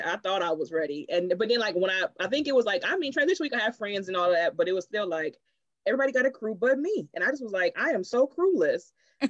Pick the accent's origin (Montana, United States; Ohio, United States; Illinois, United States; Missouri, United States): Ohio, United States; I was from Ohio and nobody's from Ohio.